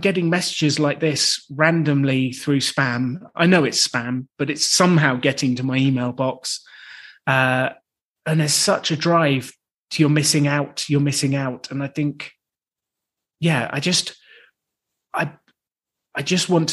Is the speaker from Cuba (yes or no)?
no; United Kingdom; I'm British